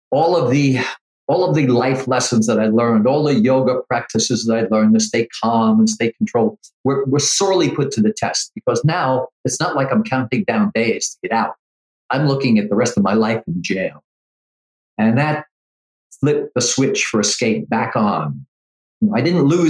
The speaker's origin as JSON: {"language": "English", "country": "United States", "said": "I'm an American"}